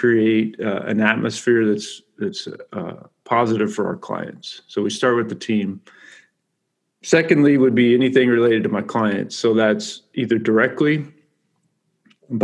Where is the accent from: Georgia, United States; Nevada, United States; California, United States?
California, United States; I'm from California